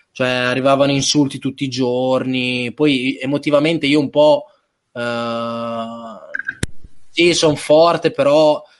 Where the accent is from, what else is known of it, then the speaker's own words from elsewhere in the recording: Reggio Emilia, Emilia-Romagna, Italy; dopo ero, sono Reggiano.